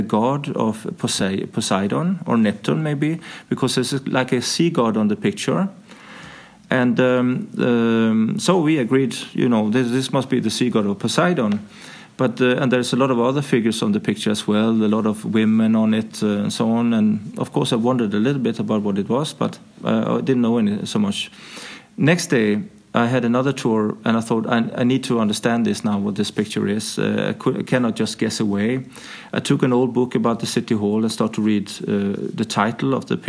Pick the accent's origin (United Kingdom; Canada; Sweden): Sweden; moved away as an adult; now in Denmark; So I grew up in Sweden.